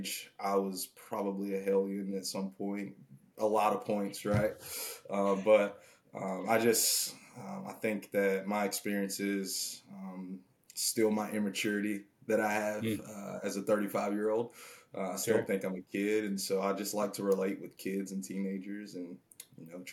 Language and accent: English; Nashville, Tennessee, United States; moved away as an adult; originally I'm from Nashville and then the wife and I moved out here about going on 6 years ago now.